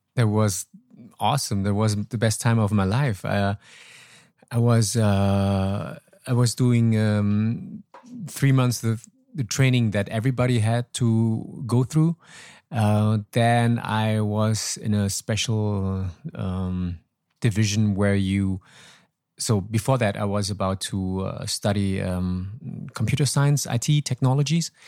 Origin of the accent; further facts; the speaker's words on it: Troisdorf, North Rhine-Westphalia, Germany; English is a second language; moved away as an adult; also born or lived in Laos / Hanoi, Vietnam; now in Ho Chi Minh City, Vietnam; I was born in Laos. My parents moved uh, when I was four to Germany. Actually, we were boat people and then I grew up there, living there for 33 years